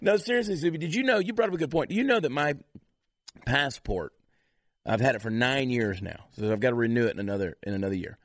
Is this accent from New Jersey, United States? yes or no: yes; New Jersey, United States; I was born in New Jersey